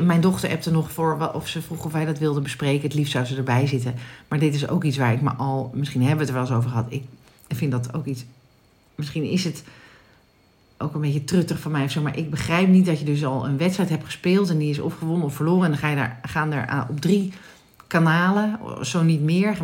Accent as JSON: {"language": "Dutch", "country": "Netherlands"}